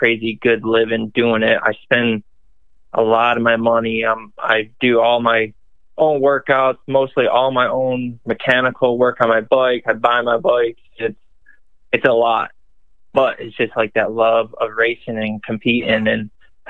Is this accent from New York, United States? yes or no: yes; Western New York, United States; now in South Carolina, United States; I'm originally from Western New York.